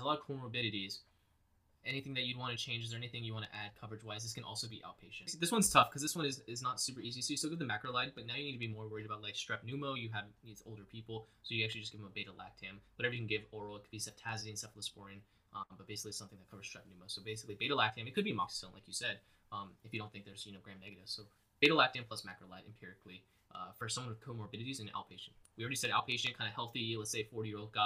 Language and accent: English; Boston, Massachusetts, United States; I'm from Boston